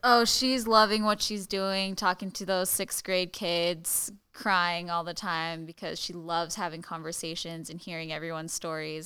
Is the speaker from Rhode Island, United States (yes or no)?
no; Hawaii, United States; growing up in Kamehameha schools and in Hawaii